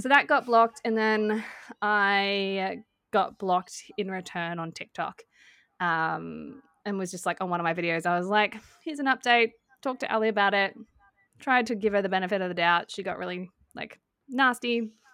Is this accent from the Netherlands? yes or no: no; Australia; we're Australian